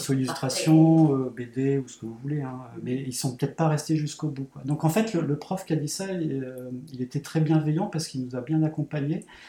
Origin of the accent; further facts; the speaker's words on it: Saint-Quentin, Hauts-de-France, France; je suis originaire de Saint-Quentin, et à Saint-Quentin c'est une petite ville entre Paris et Lille